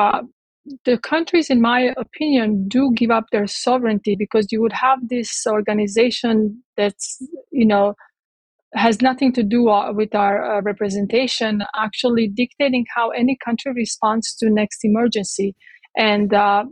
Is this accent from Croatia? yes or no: yes; Croatia; now in United States; I grew up in Yugoslavia, in Croatia.